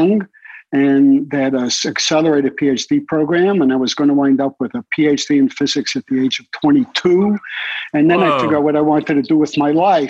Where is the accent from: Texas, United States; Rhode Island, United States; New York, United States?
New York, United States; New York City; I grew up in Brooklyn